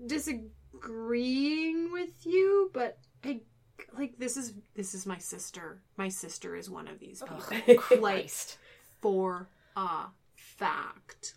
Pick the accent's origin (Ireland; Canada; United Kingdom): Canada; We're Canadian.